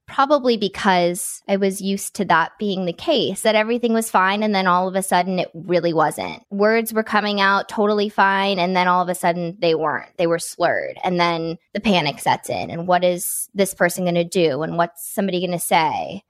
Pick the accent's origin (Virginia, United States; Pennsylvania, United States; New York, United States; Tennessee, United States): Tennessee, United States; Nashville; now in Los Angeles, United States; I grew up in Nashville